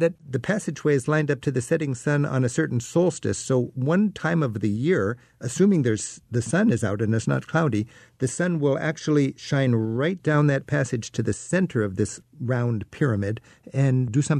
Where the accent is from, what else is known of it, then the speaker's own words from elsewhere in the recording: United States; You know, I'm an American who visits Ireland as a tourist and a travel writer